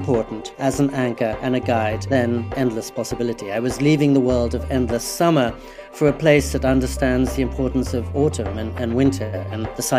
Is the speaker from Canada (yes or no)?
no; England, United Kingdom; also born or lived in New York City, United States / California, United States; now in Japan; I'd grown up in England